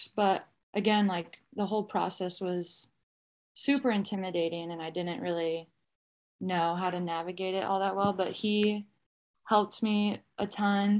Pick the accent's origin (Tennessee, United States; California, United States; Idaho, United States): Idaho, United States; Boise; I grew up in Boise, Idaho.